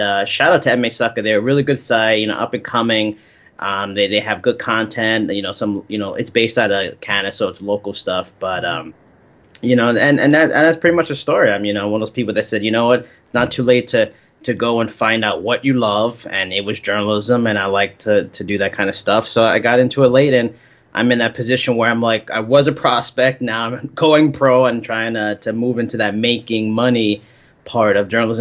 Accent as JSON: {"language": "English", "region": "New York", "country": "United States", "tie": "born or raised there", "said": "I'm from New York, born and raised."}